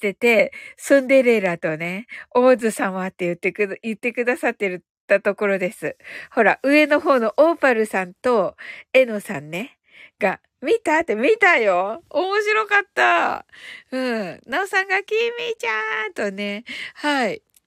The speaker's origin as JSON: {"language": "Japanese", "region": "Kyushu", "country": "Japan", "accent": "Kyushu dialect", "said": "私九州人なんで"}